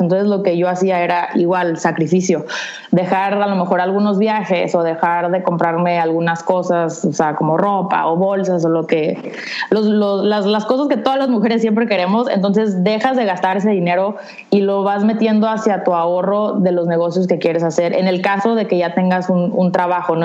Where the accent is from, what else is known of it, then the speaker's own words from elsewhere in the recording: San Diego, California, United States; now in Tijuana, Mexico; vivo en Tijuana, aunque nací en San Diego, entonces estoy ubicada en la frontera de San Diego-Tijuana